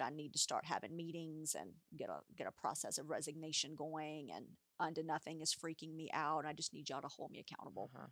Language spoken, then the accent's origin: English; United States; as an American society